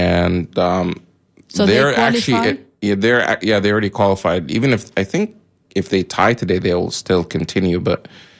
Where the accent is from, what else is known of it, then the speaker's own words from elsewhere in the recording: United States; also born or lived in Egypt; I remember growing up here, and I've said it here on the show before, that even when I was in high school, people asked me, because they know I'm from Egypt, or would hear I'm from Egypt